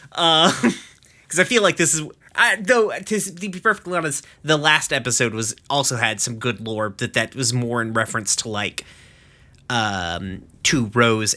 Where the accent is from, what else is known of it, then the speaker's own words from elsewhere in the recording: East Tennessee, United States; I'm from East fucking Tennessee